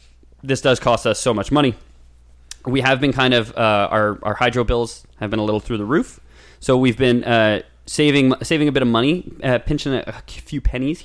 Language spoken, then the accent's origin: English; Canada; we're Canadian